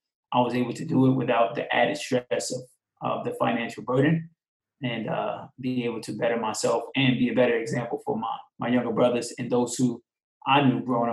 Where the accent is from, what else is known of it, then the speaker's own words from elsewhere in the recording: Long Island, New York, United States; also born or lived in Queens, New York; I'm originally from New York. I was born in Queens, raised mostly in Long Island